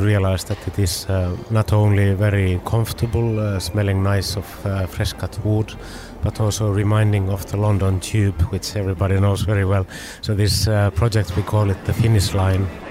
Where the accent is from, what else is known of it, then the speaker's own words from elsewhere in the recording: Finland; we come from Finland